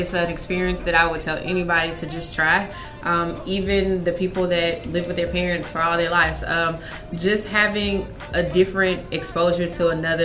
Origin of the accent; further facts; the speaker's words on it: United States; coming from the U.S.